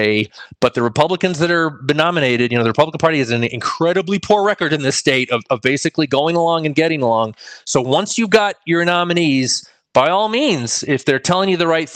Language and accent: English; Connecticut, United States; now in New Mexico, United States; my home state of Connecticut here in New Mexico